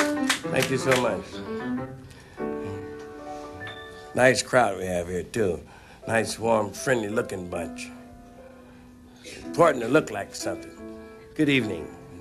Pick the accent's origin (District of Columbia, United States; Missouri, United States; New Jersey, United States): Missouri, United States; St. Louis; born there; I was born in St. Louis, Missouri.